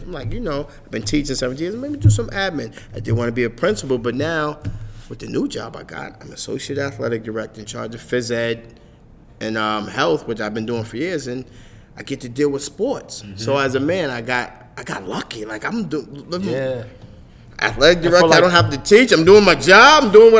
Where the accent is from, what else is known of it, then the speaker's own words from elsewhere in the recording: New York City, New York, United States; As a kid growing up in Harlem